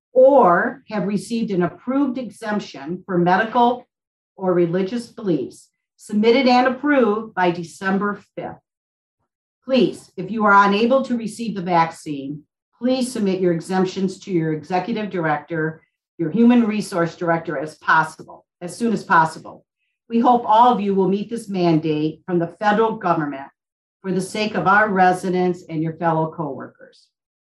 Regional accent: Owosso, Michigan, United States; In my hometown of Owosso, Michigan

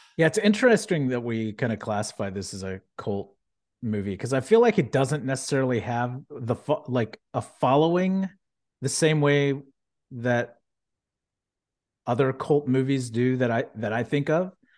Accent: Houston, Texas, United States; growing up in Houston, having family that worked at NASA

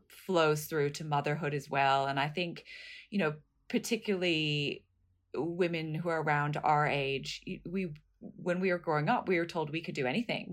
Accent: United States; moved away as an adult; also born or lived in New York; now in Australia; I'm from the States originally

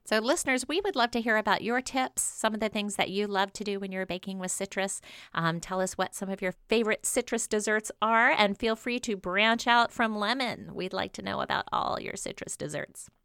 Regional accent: New Orleans, Louisiana, United States; my hometown, New Orleans

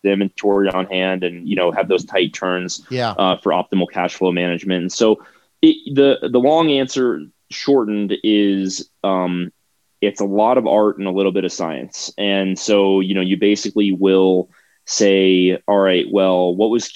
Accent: Florida, United States; moved away as an adult; now in Wheat Ridge, United States; I'm from Florida

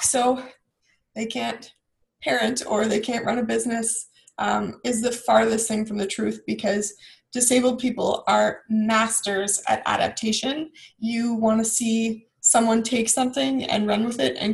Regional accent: Ajax, Ontario, Canada; also born or lived in Bowmanville; I was born and raised in Ajax, and then I moved to Bowmanville

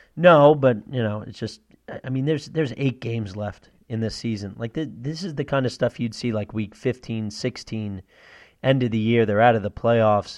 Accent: Northeast, United States; I'm from the Northeast

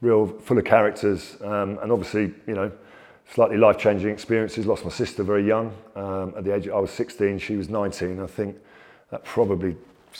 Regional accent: London, United Kingdom; I grew up in London, although from Italian father, Irish mother, which makes me a slightly dangerous Englishman

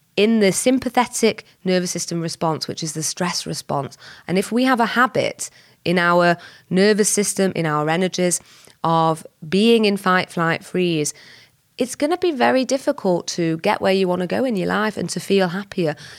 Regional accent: Whitefield, North West England, United Kingdom; I was born and bred in Whitefield, so just up the road from Bolton

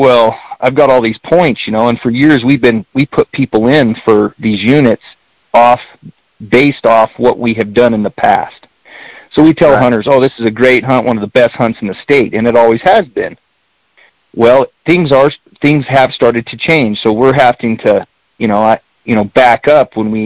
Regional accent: Springerville, Arizona, United States; also born or lived in Eagar, Arizona; I grew up here. I'm born and raised in Springerville, Eager.

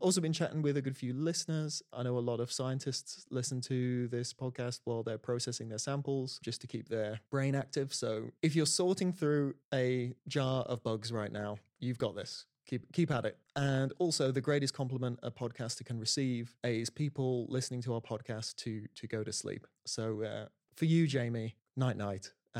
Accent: Birmingham, West Midlands, United Kingdom; accent: Brummie; Yeah, because I'm a Brummie.

